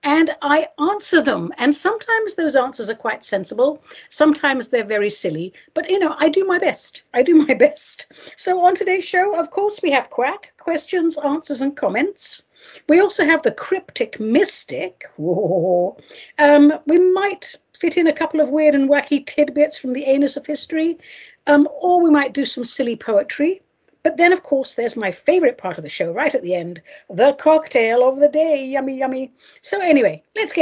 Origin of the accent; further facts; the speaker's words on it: England, United Kingdom; moved away; I was raised in England